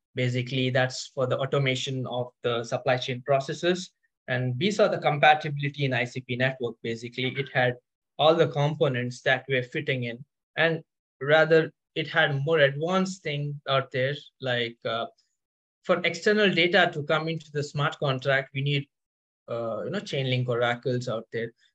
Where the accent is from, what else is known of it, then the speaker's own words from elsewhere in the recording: India; now in Paris, France; I'm currently based out in Paris. So I am basically from India.